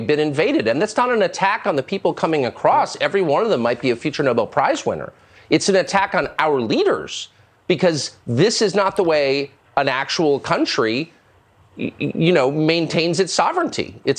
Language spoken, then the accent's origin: English; United States; I'm not Ukrainian. I'm American.